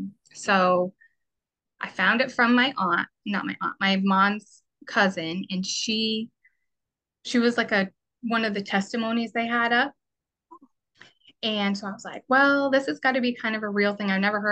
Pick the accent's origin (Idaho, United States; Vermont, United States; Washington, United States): Vermont, United States; now in Massachusetts, United States; I'm originally from Vermont.